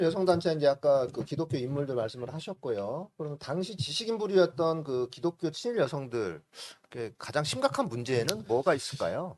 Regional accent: Namwon, North Jeolla, South Korea; 저는 출신은 저 호남입니다. 음, 네. 남원이라고요.

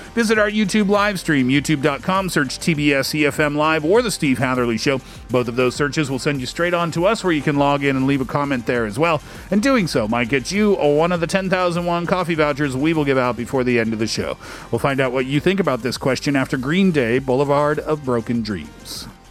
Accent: Canada; I'm also Canadian

